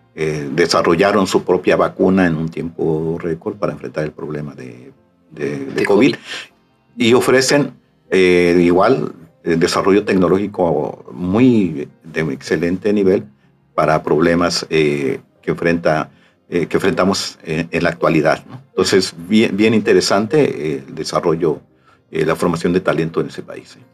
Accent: Xalapa, Veracruz, Mexico; moved away as an adult; now in Tabasco, Mexico; yo soy originario de Veracruz, de Jalapa, Veracruz, y desde 1980, una vez concluida mi, carrera de economía, eh, me invitan aquí al estado ah, de Tabasco

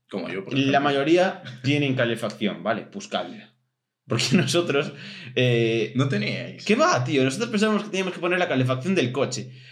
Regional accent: Spain; Somos españoles.

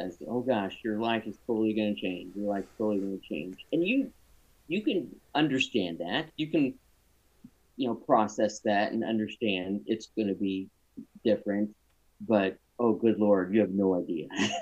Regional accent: Champaign, Illinois, United States; moved away as an adult; now in Greenwood, United States; I grew up in Illinois, and up and down, and north and south and central. I went to high school, a middle school, high school, undergrad, grad school in Champaign

